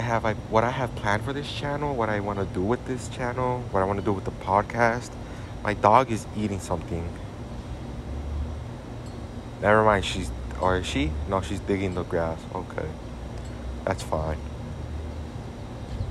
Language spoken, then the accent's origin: English; Chicago, Illinois, United States; Born and raised in Chicago